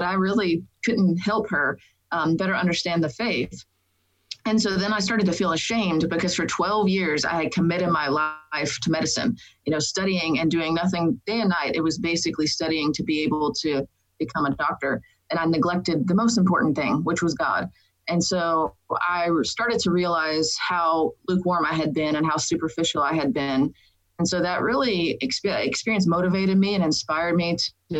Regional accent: Dallas, Texas, United States; I grew up in Dallas, Texas, and grew up in a Catholic family

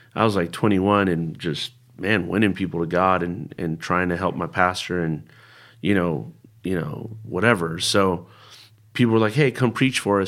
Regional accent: Bay Area, California, United States; first language Spanish; English is a second language; also born or lived in Berkeley; I was born and raised in the Bay Area

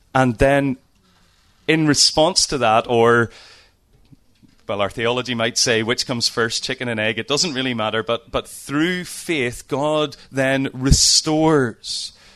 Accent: Lisburn, Northern Ireland, United Kingdom; I'm from Northern Ireland, as you can hear. Uh, have lived in Lisburn all my life

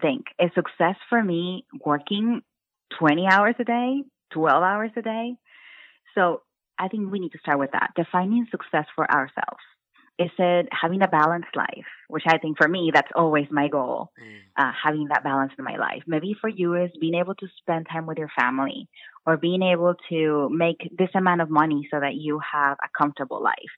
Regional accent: Brownsville, Texas, United States; moved away as an adult; also born or lived in North Carolina; now in Austin, United States; I am from Brownsville, Texas, which is a really small city in Texas. And I grew up with a really strict mom

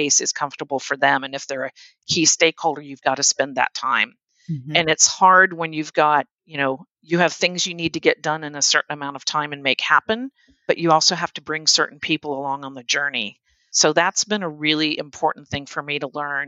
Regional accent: United States; being an American and American culture

